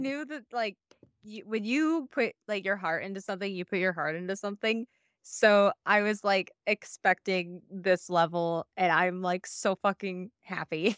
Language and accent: English; Iowa, United States; the house I grew up in in Iowa